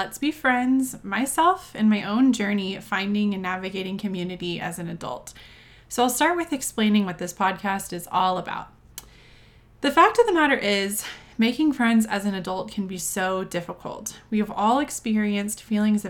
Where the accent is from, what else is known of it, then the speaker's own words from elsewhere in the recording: Texas, United States; moved away as an adult; now in Denver, United States; I'm originally from Texas